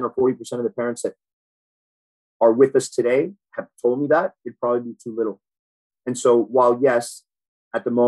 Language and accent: English; Miami, Florida, United States; also born or lived in Boston / Key Biscayne; I moved down to Miami, South Miami, when I was five years old. I lived there till I was about 13